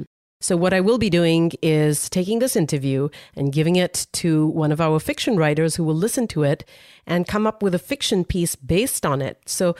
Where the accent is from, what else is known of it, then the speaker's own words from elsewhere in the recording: India; As an Indian, I love hearing that.